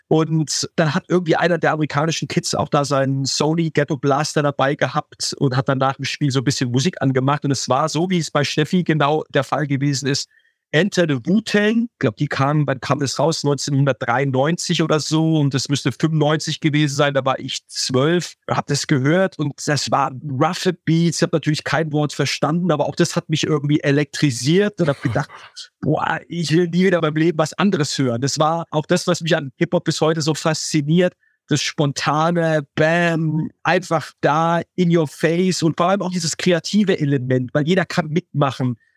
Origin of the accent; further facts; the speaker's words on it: Heidelberg, Baden-Württemberg, Germany; ich bin in Heidelberg groß geworden